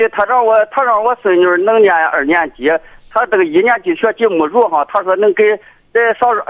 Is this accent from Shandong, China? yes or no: yes; Yucheng, Shandong, China; 我是禹城的，我是禹城的。